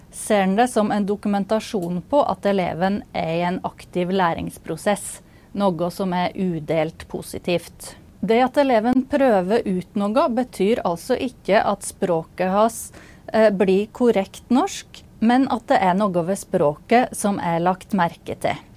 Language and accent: Norwegian; Innlandet, Norway; Jeg prater norsk på en måte som gir til kjenne at jeg kommer fra Gudbrandsdalen.